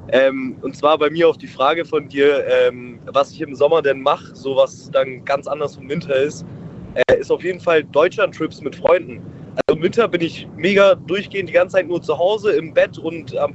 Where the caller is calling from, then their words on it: Abfalterbach, Tyrol, Austria; Hi, ich bin aus Abfalterbach.